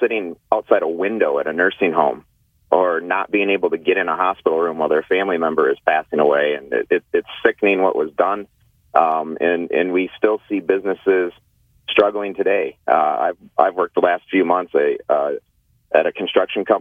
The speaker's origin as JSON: {"language": "English", "town": "Croswell", "region": "Michigan", "country": "United States", "tie": "born or raised there", "lives_now": "Port Huron, United States", "said": "Born and raised in the Thelma, Michigan, Croswell, and been in Port Huron for about 17 years."}